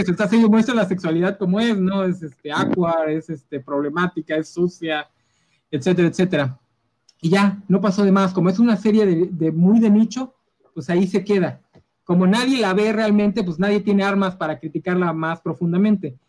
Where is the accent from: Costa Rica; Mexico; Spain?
Mexico; aquí como mexicanos lo sabemos